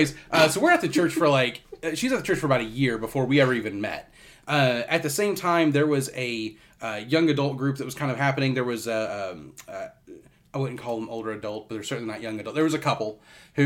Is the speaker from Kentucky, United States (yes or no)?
yes; Kentucky, United States; moved away as an adult; now in Florida, United States; I grew up in Kentucky, ended up moving down to Florida. back in 2009